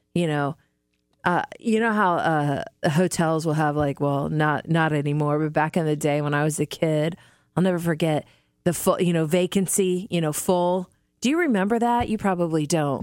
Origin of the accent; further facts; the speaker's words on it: Midwest, United States; moved away; I grew up in the Midwest